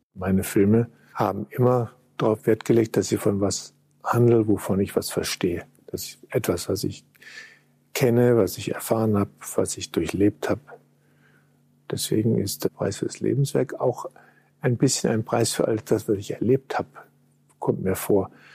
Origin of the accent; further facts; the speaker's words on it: Düsseldorf, North Rhine-Westphalia, Germany; moved away; von meiner Geburt an in Düsseldorf und den ersten Jahren am Rhein